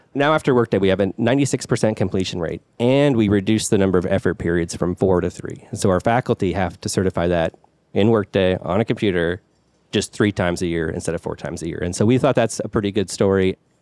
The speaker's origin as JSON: {"language": "English", "town": "Pullman", "region": "Washington", "country": "United States", "tie": "born or raised there", "said": "I grew up in the Pullman area. That's where a W S U is in Washington."}